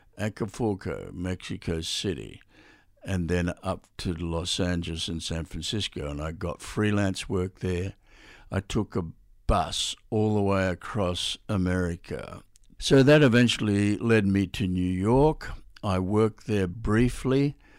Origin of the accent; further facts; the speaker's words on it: Australia; I'm Australian.